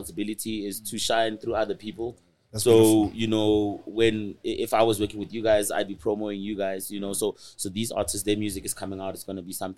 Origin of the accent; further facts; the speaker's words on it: Pretoria, Gauteng, South Africa; I grew up in Attridgeville in Pretoria.